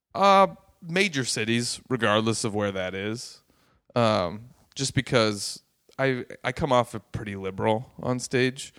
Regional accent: Los Angeles, California, United States; also born or lived in San Francisco; growing up in Los Angeles and San Francisco and places like

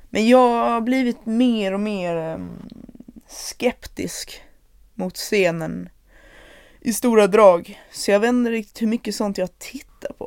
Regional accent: Malmö, Skåne, Sweden; då bodde ju redan jag och min mamma i eh, Malmö, så det var där jag växte upp

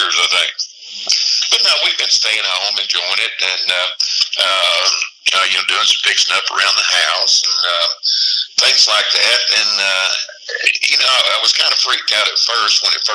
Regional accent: Chattanooga, Tennessee, United States; I started playing music in my hometown of Chattanooga back in 76

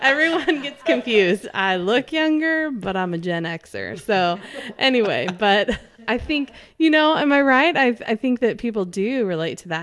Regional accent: California, United States; now in Arkansas, United States; I didn't grow up in Arkansas and I grew up in California

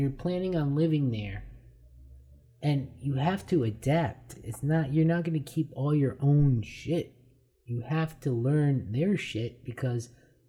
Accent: United States; we're from America

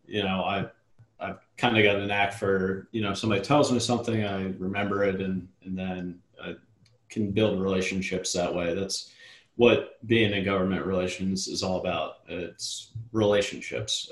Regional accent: Richmond, Virginia, United States; moved away as an adult; also born or lived in Charlotte, North Carolina; I'm from Richmond uh, originally, and I was living in North Carolina

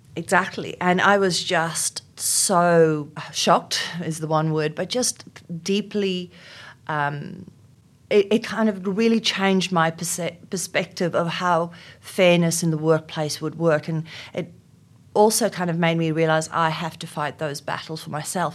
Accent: South Africa; first language Afrikaans; English is a second language; moved away as an adult; now in Australia; in South Africa at the time, uh, growing up in, um, during apartheid

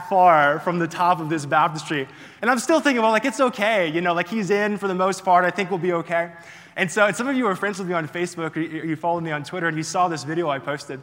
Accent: Florida, United States; moved away; I'm originally from Florida

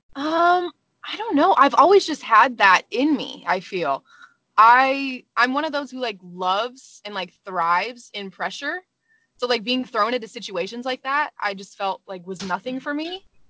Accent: Arizona, United States; moved away; also born or lived in California / Colorado; I was born in California, raised in Arizona

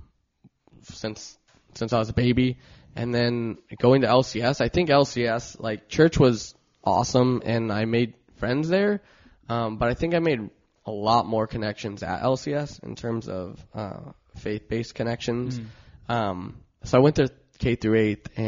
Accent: Long Beach, California, United States; I grew up in Long Beach, was born in Long Beach.

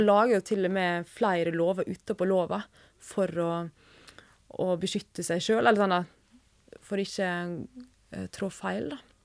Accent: Sykkylven, Møre og Romsdal, Norway; moved away as an adult; now in Oslo, Norway; Jeg kommer fra Sunnmøre, nærmere bestemt Sykkylven.

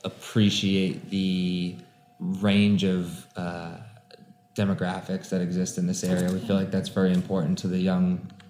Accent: Methuen, Massachusetts, United States; I was growing up in Methuen

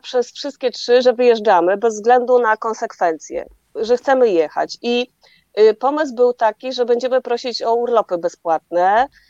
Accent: Poland; skąd jesteśmy, z Polski

